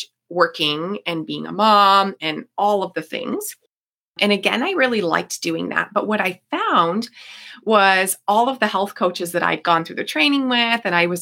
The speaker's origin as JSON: {"language": "English", "town": "Niagara Falls", "region": "Ontario", "country": "Canada", "said": "I am from Niagara Falls, Ontario"}